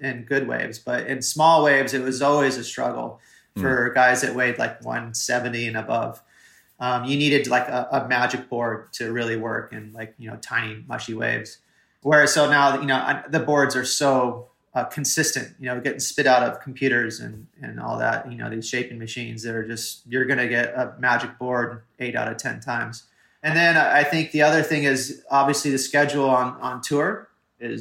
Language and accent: English; Haleiwa, Hawaii, United States; also born or lived in Toledo, Ohio; growing up in Hawaii, you're used to a lot of power.